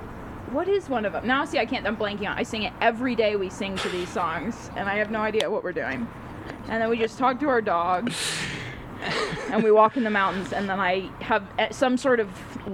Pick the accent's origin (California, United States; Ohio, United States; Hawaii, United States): California, United States; Pasadena; also born or lived in Torrance; I grew up in Pasadena.